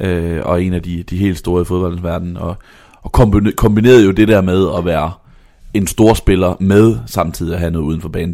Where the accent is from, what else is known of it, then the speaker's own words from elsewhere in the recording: Vejle, Southern Denmark, Denmark; jeg er fra Vejle